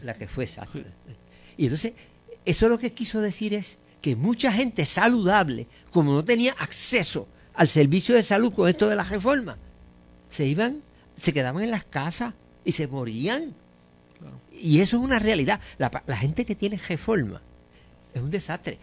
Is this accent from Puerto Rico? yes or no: yes; Puerto Rico